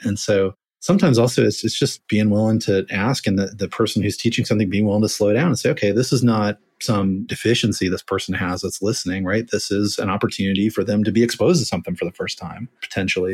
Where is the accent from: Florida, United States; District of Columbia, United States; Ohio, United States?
Florida, United States; I'm from Florida, which is almost in the South